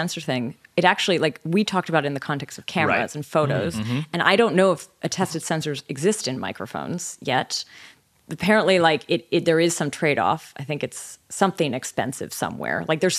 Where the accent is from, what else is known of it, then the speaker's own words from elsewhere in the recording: Canada; accent: generic North American; I think I have sort of a generic North American accent, but I am from Canada.